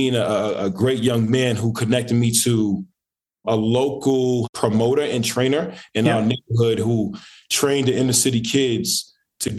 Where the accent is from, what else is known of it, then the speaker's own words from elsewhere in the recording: New York City, New York, United States; moved away; I decided to move back home in Brooklyn, New York